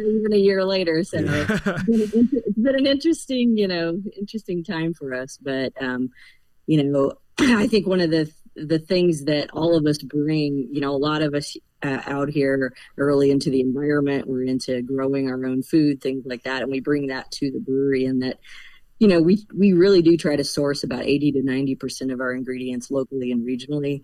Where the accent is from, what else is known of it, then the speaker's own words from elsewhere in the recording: Central Illinois, United States; moved away as an adult; now in Driftless Area, United States; I'm from Central Illinois, but we we moved to the Driftless area about 20 plus years ago